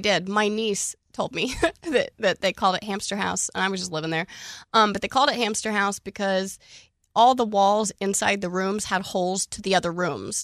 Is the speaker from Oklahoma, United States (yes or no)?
yes; Oklahoma, United States; I'm from Oklahoma, born and raised, thirty-four years